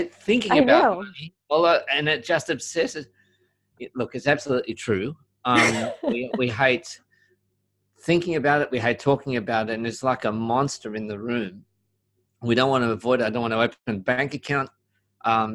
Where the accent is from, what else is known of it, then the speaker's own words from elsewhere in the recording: Sydney, New South Wales, Australia; I'm from Sydney, Australia.